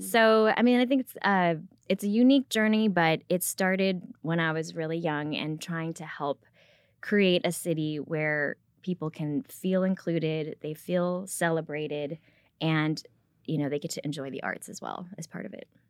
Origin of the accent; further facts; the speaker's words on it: Rockford, Illinois, United States; English is a second language; now in Frisco, United States; I grew up in Rockford, Illinois